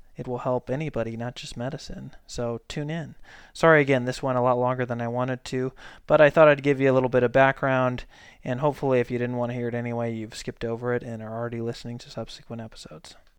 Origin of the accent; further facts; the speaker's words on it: St. Louis, Missouri, United States; moved away as an adult; also born or lived in Colorado; now in Boise, United States; I'm from Saint Louis, Missouri.